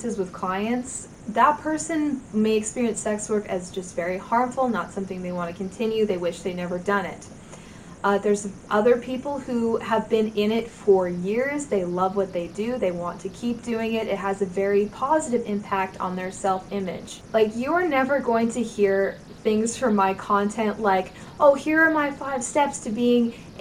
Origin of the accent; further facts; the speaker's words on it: Canada; as a Canadian who lives with geese